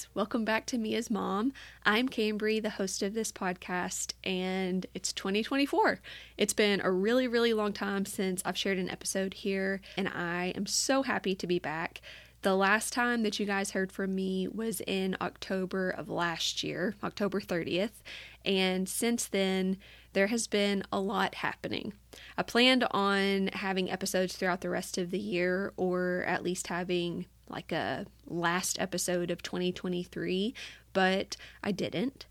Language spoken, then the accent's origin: English; Batesville, Arkansas, United States; moved away as an adult; also born or lived in New Orleans, Louisiana; now in Chapel Hill, United States; Drew and I both loved growing up in Batesville. We're both from there